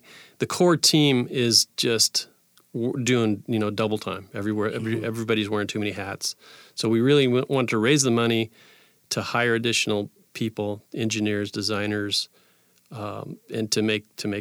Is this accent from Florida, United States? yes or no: no; Tacoma, Washington, United States; also born or lived in Astoria, Oregon / Parkland, Washington; I can't say I was born here, but I've been here my whole life, pretty much.